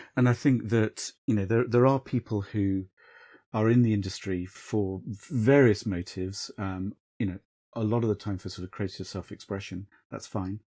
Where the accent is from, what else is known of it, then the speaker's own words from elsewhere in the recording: South Coast, England, United Kingdom; I grew up on the South Coast